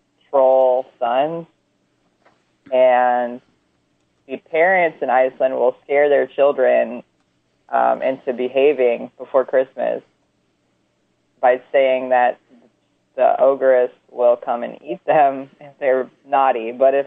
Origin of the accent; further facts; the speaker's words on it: North Carolina, United States; moved away as an adult; now in North Dakota, United States; I'm from the South. I'm from North Carolina, born and raised and lived for a long time.